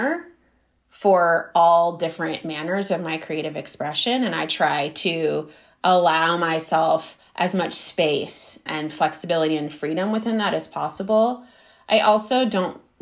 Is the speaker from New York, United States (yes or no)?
no; Berkeley, California, United States; moved away as an adult; also born or lived in Florence, Italy; we grew up in Berkeley